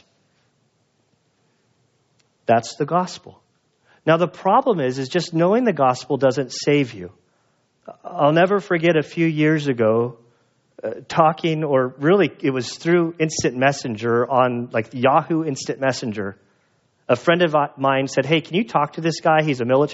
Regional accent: United States; I'm an American

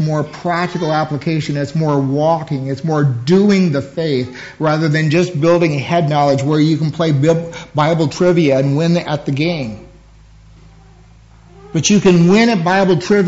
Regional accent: United States; for us as American Christians, we want to go to church, just hear a sermon

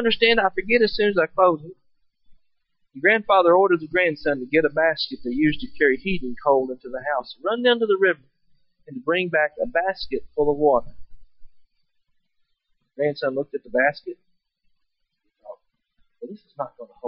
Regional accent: Kentucky, United States; I'm from Kentucky.

